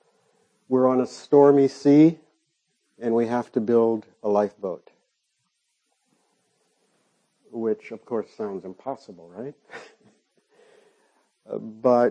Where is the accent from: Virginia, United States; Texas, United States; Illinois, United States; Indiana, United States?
Illinois, United States; Chicago; now in Minneapolis, United States; I was born on the south side of Chicago, right at the end of the Second World War